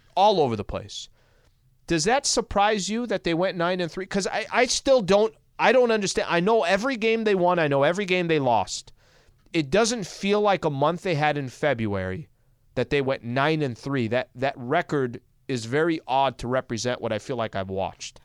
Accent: El Cajon, California, United States; where I grew up in El Cajon, it's another fifteen miles east

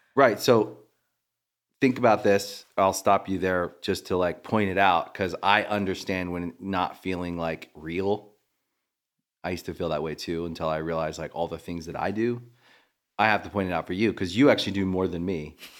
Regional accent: Maryland, United States; moved away; We're both from Maryland

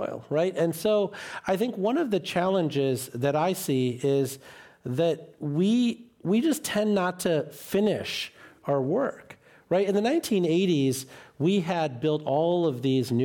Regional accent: Sterling, Illinois, United States; my hometown in Sterling, Illinois

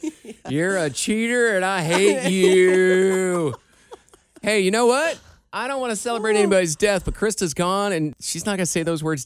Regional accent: Iowa, United States; moved away; my home state of Iowa.

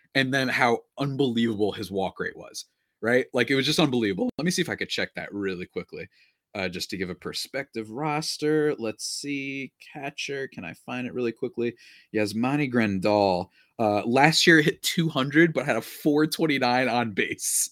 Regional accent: tri-state area, United States; I grew up in the Tri-State area

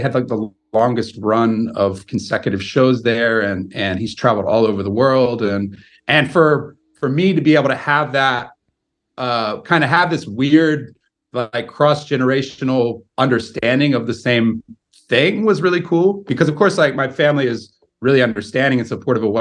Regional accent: United States; moved away as an adult; also born or lived in Baltimore / New Orleans; now in Sweden; as far as like an American, you know, I don't speak any other languages

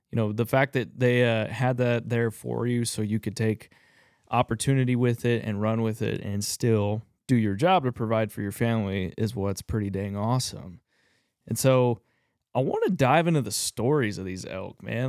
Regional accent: Texas, United States; I grew up in Texas, rifle hunting

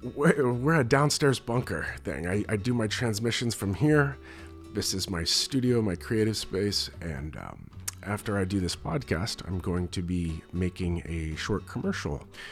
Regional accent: United States; as an American

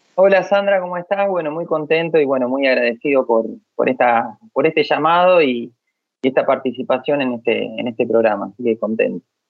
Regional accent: a town near Rosario, Santa Fe, Argentina; also born or lived in Buenos Aires; yo crecí, me hice eh, músico acá en el pueblo

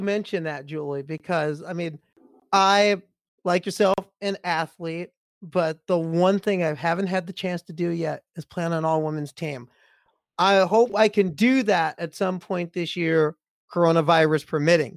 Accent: Nebraska, United States; where I grew up in Nebraska

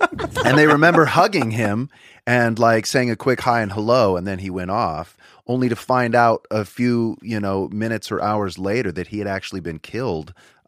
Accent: Huntington Beach, California, United States; I grew up in Huntington Beach, and my parents were huge Anaheim Angels fans

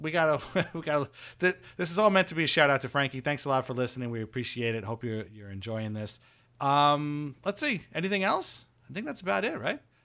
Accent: Seaford, New York, United States; where I grew up in Seaford

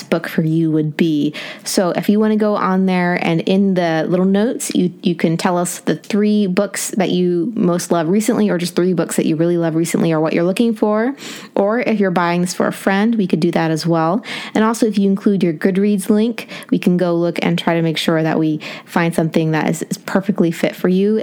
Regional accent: Appalachia, United States; moved away; growing up in Appalachia

